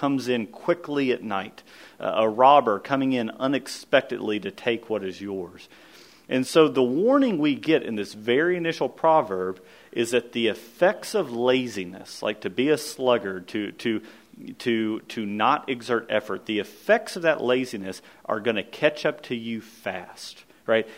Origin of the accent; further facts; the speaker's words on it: Kentucky, United States; I grew up in Kentucky